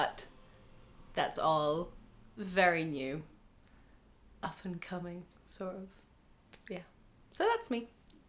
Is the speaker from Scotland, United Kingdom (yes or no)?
yes; Scotland, United Kingdom; accent: Doric; I say abouts, but somewhere from somewhere else in Aberdeenshire might say abouts.